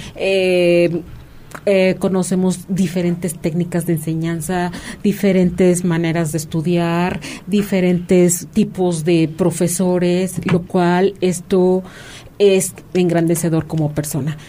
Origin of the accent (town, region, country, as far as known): Mexico